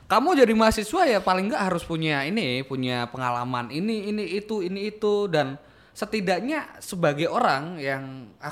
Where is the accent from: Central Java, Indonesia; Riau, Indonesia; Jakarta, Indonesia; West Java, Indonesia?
Central Java, Indonesia; Magelang; Aku berangkat dari uh, asalku Magelang gitu, lereng Merapi 7 km dari puncak Merapi pada waktu itu.